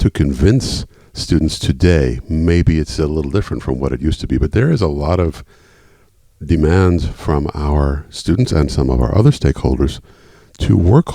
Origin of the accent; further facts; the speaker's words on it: Washington, District of Columbia, United States; moved away as an adult; also born or lived in United Kingdom / Europe; a return to my hometown, Washington, D.C.